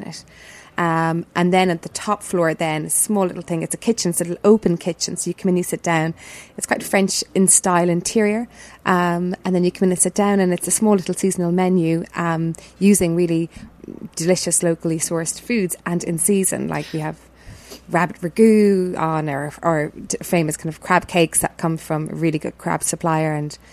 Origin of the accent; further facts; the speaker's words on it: Cork, Munster, Ireland; also born or lived in Italy; now in Dublin, Ireland; I'm from Cork